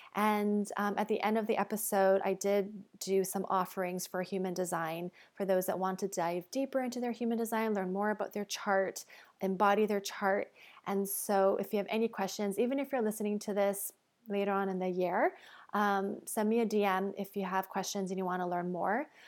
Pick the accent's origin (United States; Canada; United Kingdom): Canada; Toronto, Ontario; I'm also Canadian. Um, I'm actually from North York, Ontario